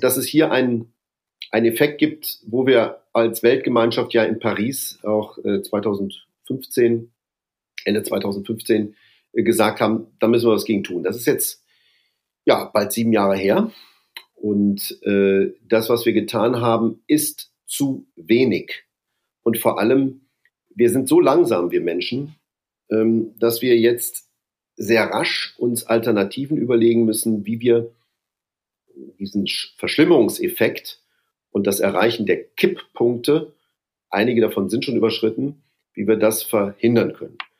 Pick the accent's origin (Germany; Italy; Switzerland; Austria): Germany; Duisburg, North Rhine-Westphalia; moved away as an adult; also born or lived in Bonn; now in Brussels, Belgium; Bin ja ein Kind des Ruhrgebiets